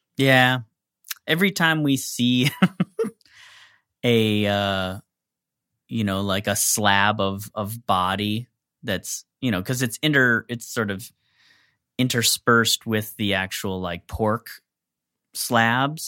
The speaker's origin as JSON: {"language": "English", "country": "United States", "said": "I'm from the East Coast Midwest"}